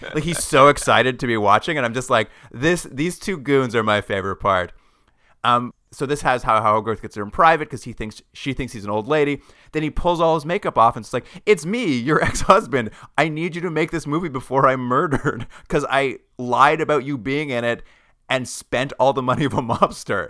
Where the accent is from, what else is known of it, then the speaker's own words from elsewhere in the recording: Alberta, Canada; moved away as an adult; now in Ontario, Canada; also grew up in Alberta, and I, when I moved to Ontario a few years ago